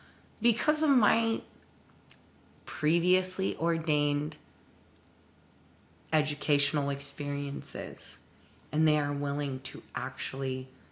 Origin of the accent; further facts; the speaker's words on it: Washington, United States; I grew up in Washington State in a Mormon household.